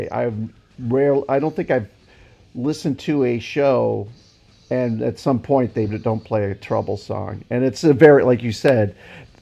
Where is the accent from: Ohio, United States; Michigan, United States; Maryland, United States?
Ohio, United States; Akron; I'm actually from Akron.